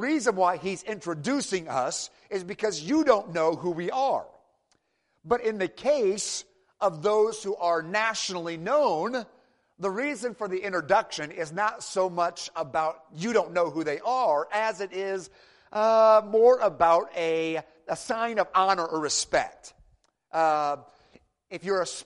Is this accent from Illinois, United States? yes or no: no; Michigan, United States; moved away; I'm from Michigan originally